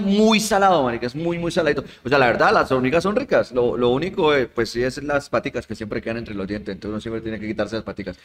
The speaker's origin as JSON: {"language": "Spanish", "region": "Santander", "country": "Colombia", "tie": "born or raised there", "said": "ahí de mi tierra, de Santander"}